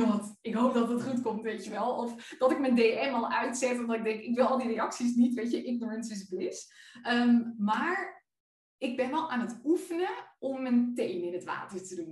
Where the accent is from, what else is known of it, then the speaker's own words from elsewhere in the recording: Friesland, Netherlands; moved away; mijn dorp waar ik vandaan kom in Friesland.